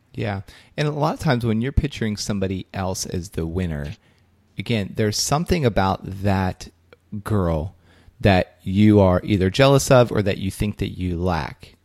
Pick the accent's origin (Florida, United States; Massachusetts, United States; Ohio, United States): Ohio, United States; Belpre; my hometown, Belpre, Ohio